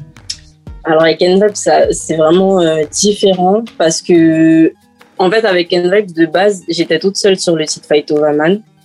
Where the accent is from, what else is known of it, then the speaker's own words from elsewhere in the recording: French Guiana; moved away as an adult; also born or lived in Guadeloupe; now in Metropolitan France; je suis née, j'ai grandi en Guyane.